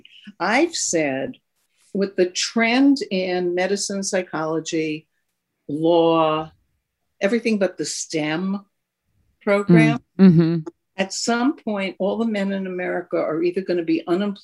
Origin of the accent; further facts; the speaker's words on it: New York, United States; I grew up in New York too